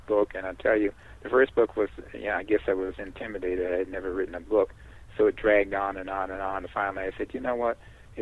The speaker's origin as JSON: {"language": "English", "town": "New York City", "region": "New York", "country": "United States", "tie": "born or raised there", "also_born_or_lived": "California / Alabama", "moved": "as an adult", "said": "I was born and raised in New York City, and then as a young adult left, and then spent a considerable period of time in California."}